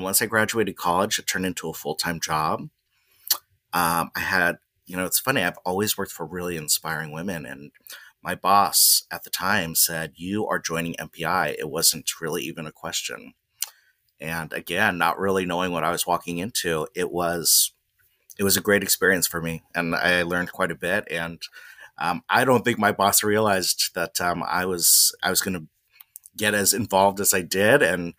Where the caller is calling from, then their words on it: Manhattan Beach, California, United States; I'm at home in my remote office here in Manhattan Beach, California.